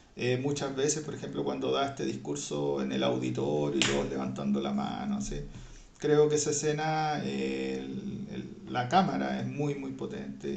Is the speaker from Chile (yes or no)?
yes; Chile; nuestro país, nuestra patria